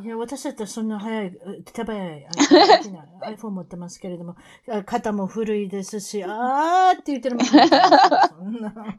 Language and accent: Japanese; Osaka, Japan; 大阪から来たおばちゃんですから